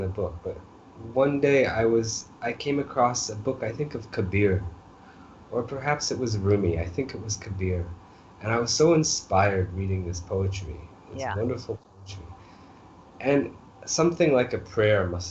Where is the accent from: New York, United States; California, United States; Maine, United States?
Maine, United States; northeastern; now in New Delhi, India; I'm from Maine, okay? So not just Maine, but kind of a remote part of, you know, northeastern Maine